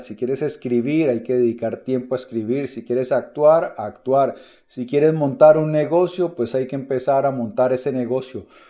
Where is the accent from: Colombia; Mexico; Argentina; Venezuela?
Colombia; mi país, en Colombia